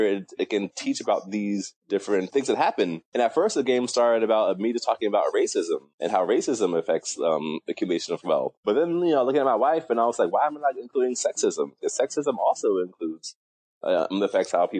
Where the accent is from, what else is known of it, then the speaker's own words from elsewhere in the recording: New York City, New York, United States; also born or lived in Milwaukee, Wisconsin / Atlanta, Georgia / South Korea; I was born in Milwaukee, Wisconsin, and I moved to New York City when I was around six, and I have been living in New York City ever since.